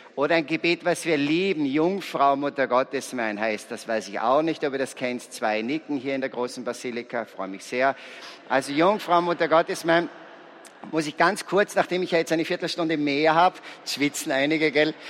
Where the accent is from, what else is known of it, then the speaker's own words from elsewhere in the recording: Salzburg, Austria; Ich bin ein Salzburger, ich komme aus einem sehr gesegneten Elternhaus